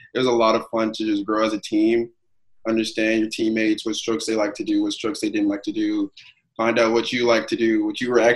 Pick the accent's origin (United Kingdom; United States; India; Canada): United States; St. Louis, Missouri; also born or lived in Chicago; Growing up in Missouri is pretty fun. I've lived here my whole life, for the most part